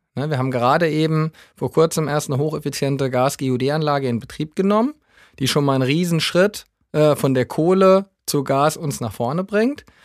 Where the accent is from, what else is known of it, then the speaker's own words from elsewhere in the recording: Southern Hesse, Germany; now in Düsseldorf, Germany; gebürtig komme ich aus, aus Südhessen, also vielleicht hört man es hier und da mal ein bisschen